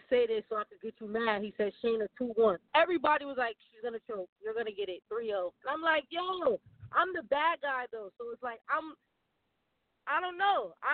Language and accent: English; Connecticut, United States; I'm from Connecticut. It's still the tri-state